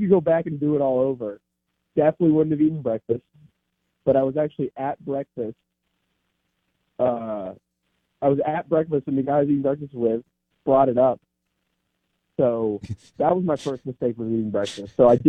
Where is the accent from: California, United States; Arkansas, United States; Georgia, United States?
Georgia, United States; Atlanta; I'm from Atlanta, Georgia.